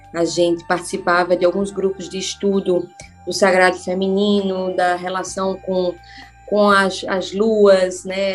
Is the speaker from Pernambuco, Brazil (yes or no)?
yes; Recife, Pernambuco, Brazil; also born or lived in São Paulo; Eu sou de Recife